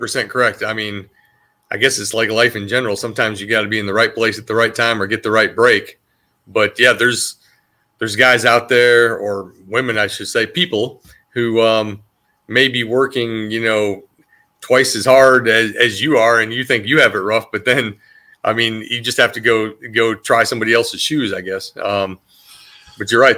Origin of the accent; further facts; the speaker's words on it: Iowa, United States; now in North Carolina, United States; I grew up in Iowa where there was a, a high education level and a strict work ethic